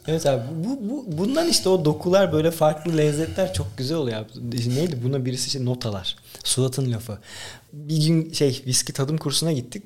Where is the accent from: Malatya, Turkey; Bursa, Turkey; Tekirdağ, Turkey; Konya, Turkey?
Tekirdağ, Turkey; Ben 5. nesil tam tek, yani Tekirdağlıyım. Babamın gözlükçü dükkanı vardı. Orada büyüdük.